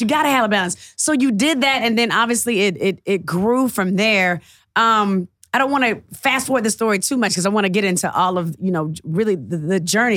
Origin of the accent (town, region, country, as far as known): Atlanta, Georgia, United States